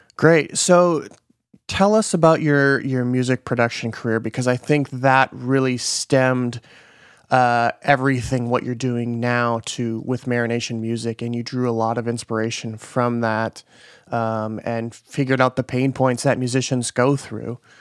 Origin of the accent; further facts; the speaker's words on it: Midwest, United States; moved away; I'm from the Midwest